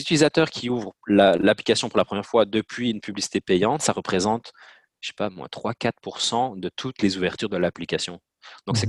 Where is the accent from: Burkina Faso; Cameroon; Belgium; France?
Belgium; Namur province, Wallonia; moved away as an adult; also born or lived in Louvain-la-Neuve; now in Montreal, Canada; Je viens de Belgique, de la petite ville de Borin dans la province de Namur.